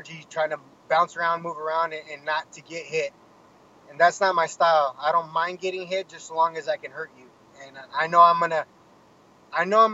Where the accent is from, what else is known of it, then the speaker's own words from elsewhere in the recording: Menifee, California, United States; I grew up in Menifee